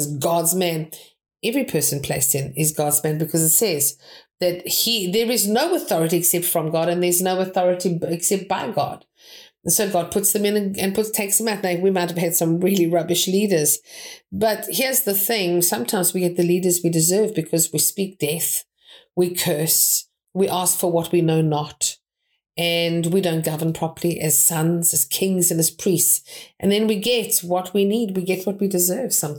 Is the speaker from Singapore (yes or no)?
no; South Africa; now in United Kingdom; I am a South African, but my ancestry is British